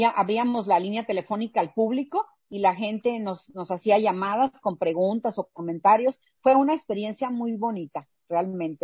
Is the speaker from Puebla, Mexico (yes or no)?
no; Mexicali, Baja California, Mexico; yo nací aquí en Mexicali